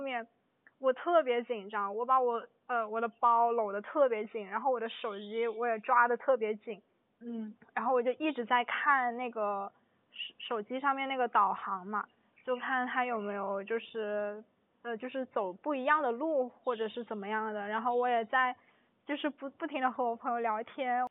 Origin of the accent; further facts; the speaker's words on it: China; 我不是，我是中国人